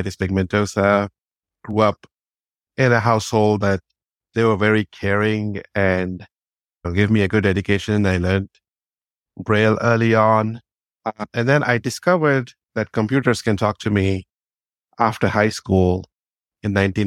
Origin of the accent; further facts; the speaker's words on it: India; moved away as an adult; also born or lived in United Kingdom; now in Berkeley, United States; I'm actually originally from India. I was born in India. I grew up there for 28 years.